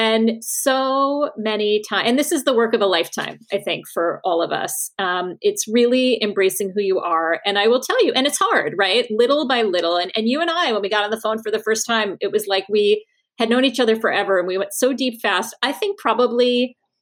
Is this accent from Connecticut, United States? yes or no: yes; Norwalk, Connecticut, United States; also born or lived in Australia; I was in my bedroom in Norwalk, Connecticut